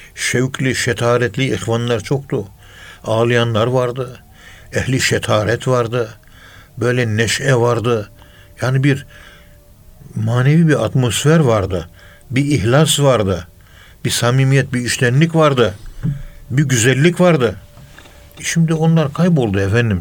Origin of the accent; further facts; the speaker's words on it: Ankara, Turkey; Ankara'nın yerlisiyiz biz